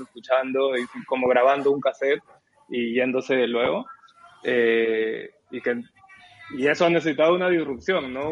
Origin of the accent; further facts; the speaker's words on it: Peru; also born or lived in Lima; yo no crecí en Lima, yo crecí en, una ciudad afuera de Lima